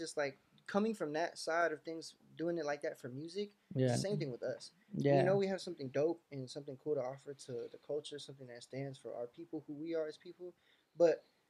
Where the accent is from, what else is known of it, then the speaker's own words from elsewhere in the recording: Palmdale, California, United States; also born or lived in Lancaster, California; I was born and raised in the Antelope Valley. I was born at AV Hospital, so it's in Lancaster, but Lancaster and Palmdale, same shit.